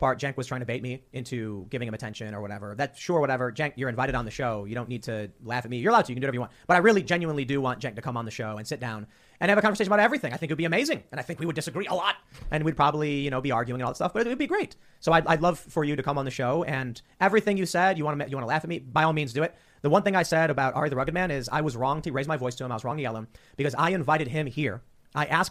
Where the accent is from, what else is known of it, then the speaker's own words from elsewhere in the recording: Chicago, Illinois, United States; I'm actually from Chicago